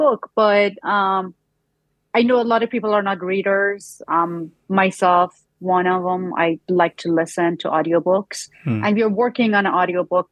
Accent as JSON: {"language": "English", "country": "Iran", "tie": "born or raised there", "second_language": "English", "moved": "as an adult", "lives_now": "United States", "said": "my journey growing up in Iran"}